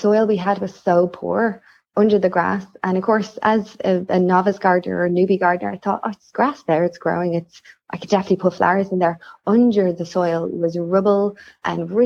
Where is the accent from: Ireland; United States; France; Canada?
Ireland; I'm Irish.